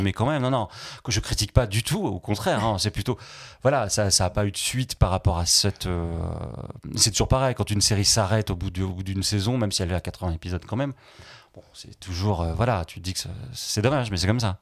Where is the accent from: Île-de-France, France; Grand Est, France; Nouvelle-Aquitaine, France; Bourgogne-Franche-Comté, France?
Nouvelle-Aquitaine, France; Limoges; moved away; milieu des, des, années 90, quand j'ai eu mon bac, c'était à Limoges